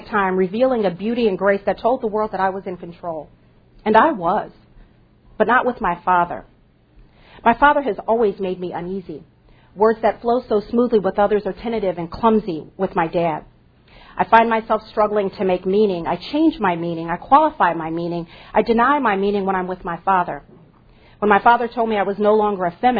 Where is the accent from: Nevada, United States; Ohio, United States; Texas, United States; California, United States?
California, United States; Southern; first language English; the Latinos I grew up around in Southern California